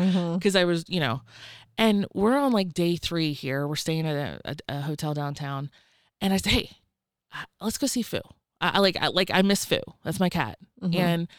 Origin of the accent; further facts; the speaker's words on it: the South, United States; I grew up in the South. Rednecks love their fucking coin jars, okay?